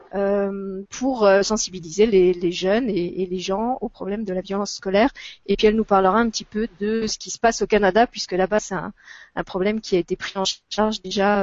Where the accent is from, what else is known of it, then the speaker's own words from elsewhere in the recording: France; chez nous en France